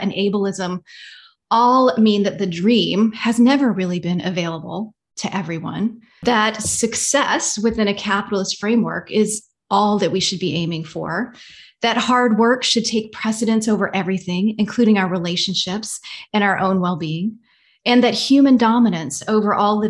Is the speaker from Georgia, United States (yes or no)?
yes; Georgia, United States; I grew up in Georgia. I was raised a Southern Baptist